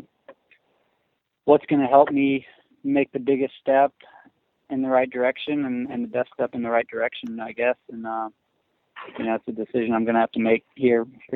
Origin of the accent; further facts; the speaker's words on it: Missouri, United States; I'm from Missouri, so I'm used to riding and a little bit of mud